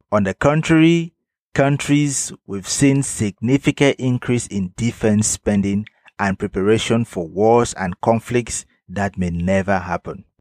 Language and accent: English; Cameroon; In my home country, Cameroon